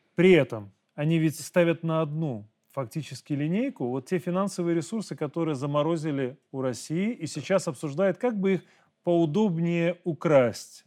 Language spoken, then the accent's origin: Russian; Belarus; мы, белорусы